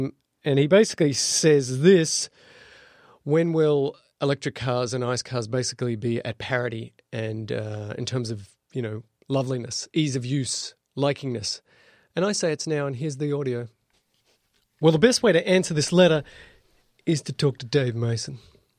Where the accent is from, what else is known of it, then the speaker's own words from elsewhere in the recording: Adelaide, South Australia, Australia; I'm from Adelaide, and that makes things a lot better.